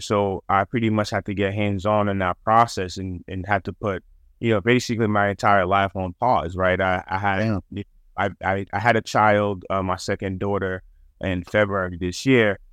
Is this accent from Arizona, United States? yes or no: no; Boston, Massachusetts, United States; growing up in Massachusetts and Boston